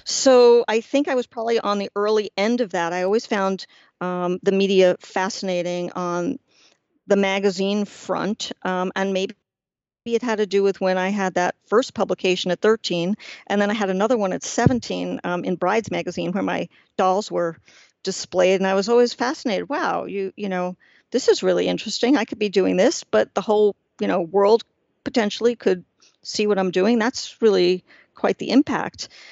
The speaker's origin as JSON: {"language": "English", "town": "New York City", "region": "New York", "country": "United States", "tie": "born or raised there", "said": "I grew up in Washington Heights, which is the northern tip of Manhattan"}